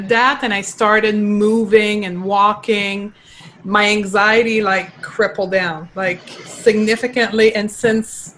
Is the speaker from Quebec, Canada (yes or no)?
yes; Quebec, Canada; accent: French; first language French; English is a second language; So I am from Quebec. I was raised in Quebec and I actually only started to speak English at the age of 22